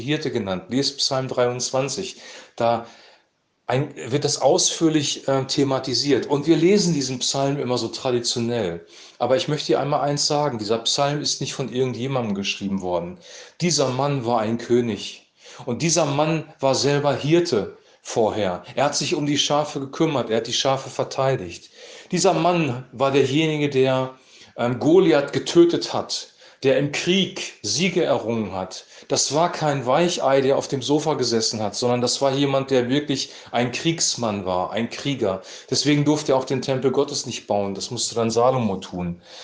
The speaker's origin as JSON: {"language": "German", "region": "Lower Saxony", "country": "Germany", "said": "bei uns in Niedersachsen"}